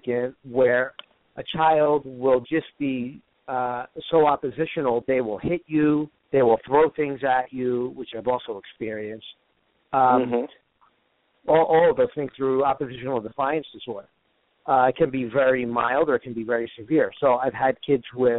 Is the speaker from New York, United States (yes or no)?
no; Woodbridge Township, New Jersey, United States; New Jersey, where I grew up in Woodbridge Township. That's originally where I grew up